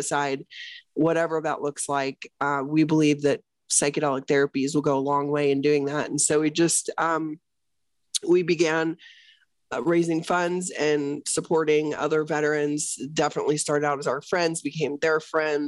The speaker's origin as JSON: {"language": "English", "region": "Midwest", "country": "United States", "tie": "born or raised there", "said": "I grew up in the Midwest, and I was raised on a retired dairy farm"}